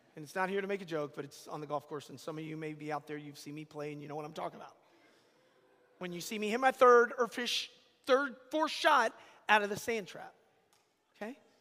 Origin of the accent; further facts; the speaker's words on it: Atlanta, Georgia, United States; moved away; I'm from Atlanta, Georgia. I'm just, you know, I'm, I live here, but I'm from Atlanta